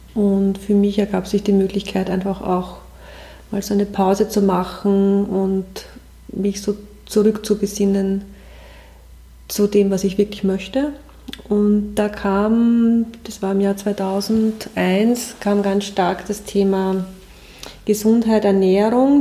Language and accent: German; Waldviertel, Lower Austria, Austria; moved away as an adult; now in Germany; nach meiner Kindheit im Waldviertel